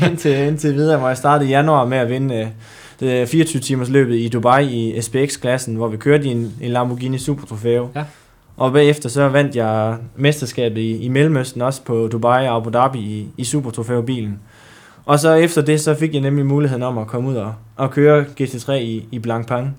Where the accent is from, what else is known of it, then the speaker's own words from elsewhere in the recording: Djursland, Central Denmark Region, Denmark; Jeg kommer oprindeligt fra, fra Djursland